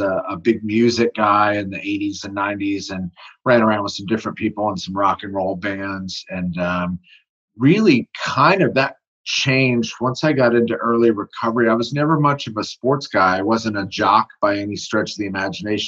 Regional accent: Tucson, Arizona, United States; moved away as an adult; also born or lived in Los Angeles, California; now in Dallas, United States; I was actually born in Los Angeles and raised in Tucson, Arizona.

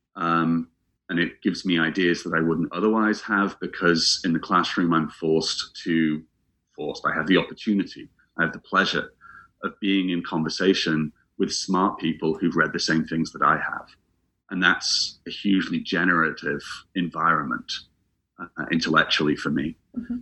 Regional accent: England, United Kingdom; also born or lived in Scotland; I'm from England, but I spent several years living in Scotland

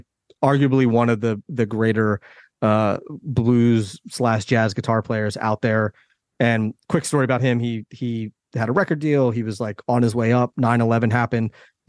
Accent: Philadelphia, Pennsylvania, United States; So I'm from Philly.

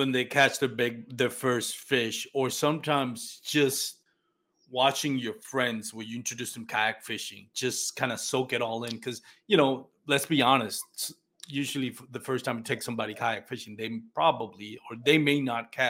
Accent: Puerto Rico; moved away as an adult; now in Texas, United States; I grew up in Puerto Rico

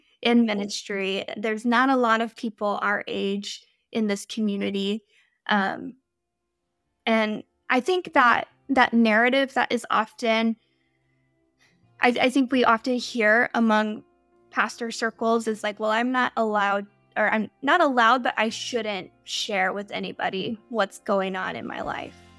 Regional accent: Midwest, United States; moved away as an adult; also born or lived in Pacific Northwest; We're from the Midwest

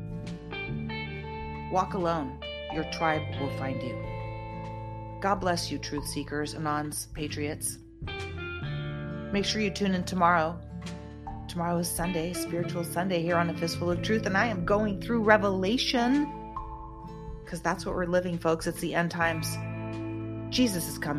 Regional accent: United States; I'm an American

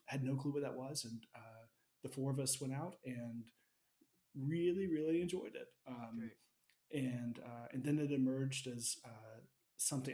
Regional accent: Alabama, United States; I grew up in Alabama

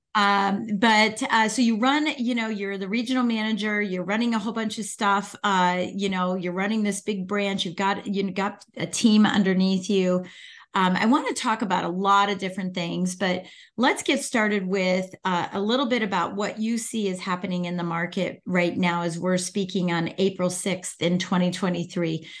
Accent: Northern Virginia, United States; I'm from Virginia. I'm in from Northern Virginia, so I, I'm outside of D C

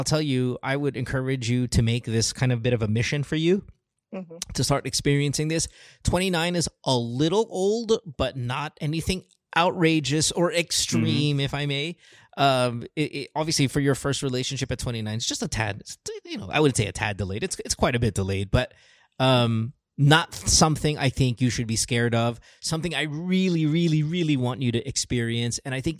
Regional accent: Philippines; There's all that bullshit when you were kind of growing up in the Philippines.

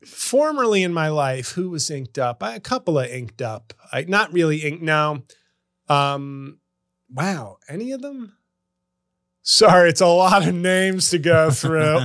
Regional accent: United States; also born or lived in New Jersey / New York; being an American

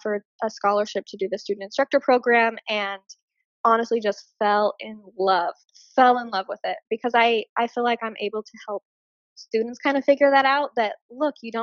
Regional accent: Hurricane, Utah, United States; I also had opened up my own clothing boutique store in my hometown, which is Hurricane, Utah.

